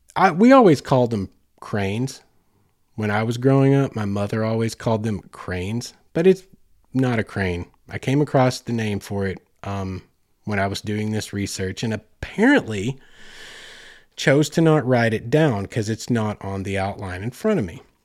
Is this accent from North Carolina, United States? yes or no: no; Oklahoma, United States; I grew up in Oklahoma